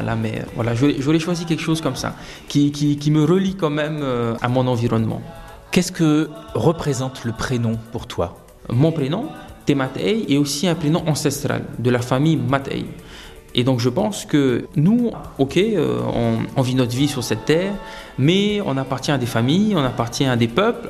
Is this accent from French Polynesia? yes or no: yes; Windward Islands, French Polynesia; moved away; also born or lived in Austral Islands; j'ai grandi sur euh, Tahiti, sur l'île de Tahiti, l'île principale, mais j'ai également vécu dans les archipels des îles australes